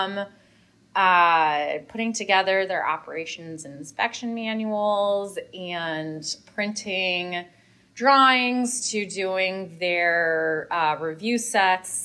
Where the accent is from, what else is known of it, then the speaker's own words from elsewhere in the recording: Buffalo, New York, United States; moved away as an adult; also born or lived in Washington, D.C.; I'm born and raised in Buffalo, New York, and I came to Washington, D.C. in 2007 for school